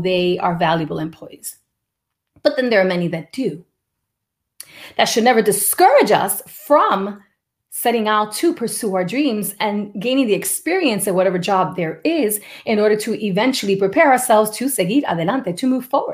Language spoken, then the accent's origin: English; New York City, New York, United States; the house where I was raised in the Bronx